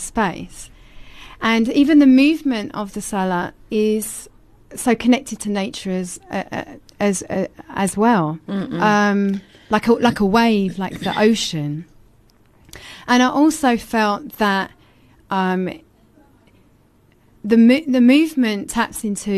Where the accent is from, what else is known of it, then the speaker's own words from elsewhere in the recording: England, United Kingdom; moved away as an adult; now in South Africa; where I actually took my shahada was in England